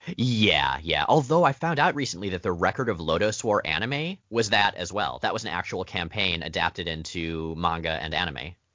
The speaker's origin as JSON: {"language": "English", "region": "Florida", "country": "United States", "moved": "yes", "said": "I was from Florida"}